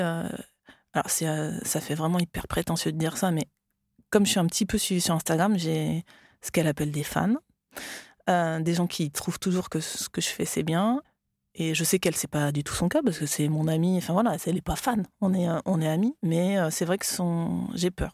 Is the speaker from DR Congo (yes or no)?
no; France; also born or lived in Australia; quand je suis revenue en France, ah bah là, du coup, bah, je, je parlais français